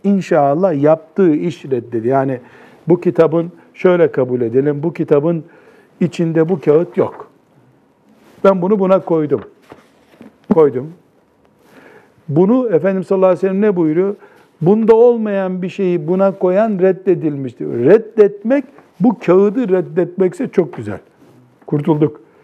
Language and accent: Turkish; Black Sea Region, Turkey; bizim Karadeniz'de yaygın bir deyimdir